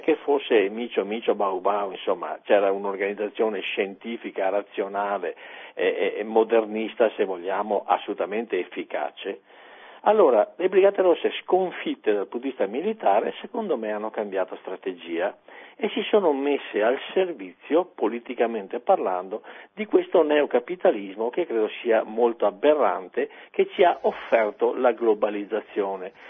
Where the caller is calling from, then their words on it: Padua, Veneto, Italy; chiamo da Padova